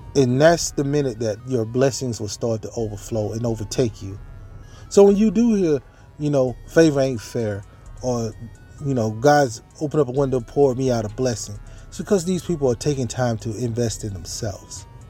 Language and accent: English; Mississippi, United States; born or raised there; moved away